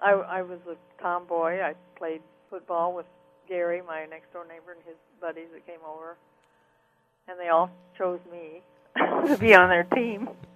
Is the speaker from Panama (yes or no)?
yes; Panama; And then I became a fine artist as I grew up in Panama. I started painting scenes. But in my little town, I was very good in art from the time I was 6 years old.